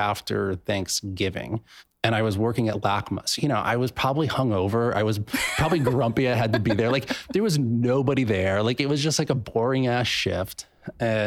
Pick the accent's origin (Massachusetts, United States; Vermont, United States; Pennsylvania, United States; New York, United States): Pennsylvania, United States; moved away; I'm from Pennsylvania. I went home to Pennsylvania for Christmas and stuff like that to see my family